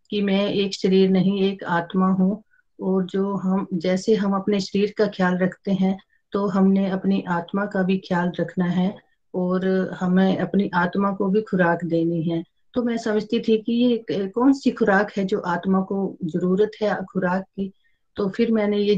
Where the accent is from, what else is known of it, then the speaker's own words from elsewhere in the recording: Himachal Pradesh, India; मैं डिस्ट्रिक्ट कांगड़ा से बिलोंग करती हूँ